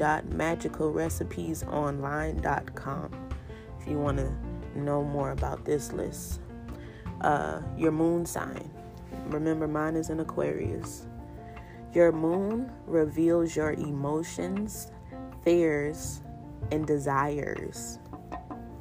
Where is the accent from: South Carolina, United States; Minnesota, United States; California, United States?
South Carolina, United States; Charleston; accent: Geechee; I'm from Charleston, South Carolina, and I'm Geechee at the soul of me